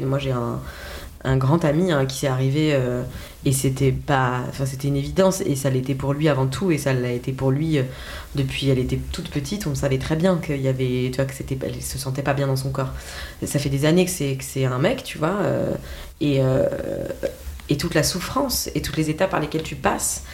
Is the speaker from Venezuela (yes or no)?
no; Alsace, Grand Est, France; accent: Alsatian; avec notre accent alsacien